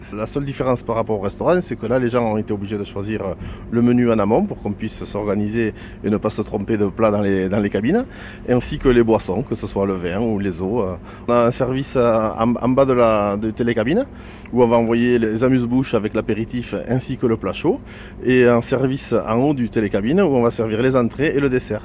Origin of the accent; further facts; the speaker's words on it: Muret, Occitania, France; moved away as an adult; also born or lived in Toulouse; now in Lisbon, Portugal; Je suis né à Toulouse, j'ai grandi à, à Muret